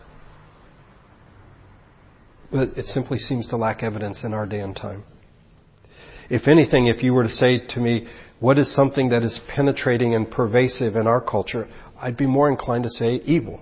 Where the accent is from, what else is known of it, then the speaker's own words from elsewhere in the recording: United States; we are Americans